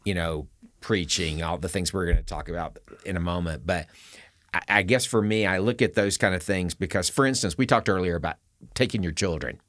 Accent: the South, United States; now in Colorado, United States; I was born in the South

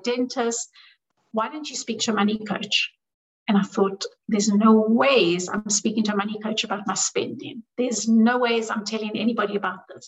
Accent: South Africa; I grew up in South Africa, where we grew up poor.

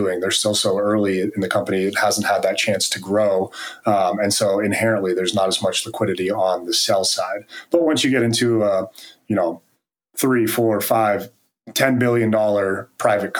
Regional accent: East Coast, United States; now in Carlsbad, United States; I grew up on the East Coast

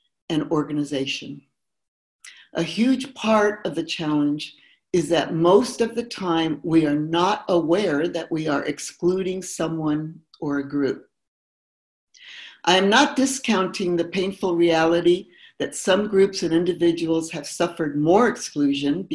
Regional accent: Mexico; now in United States; I was born here, but I grew up in Mexico

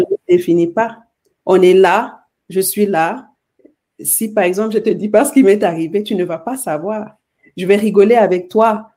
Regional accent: Cameroon; je suis née au Cameroun, dans un village.

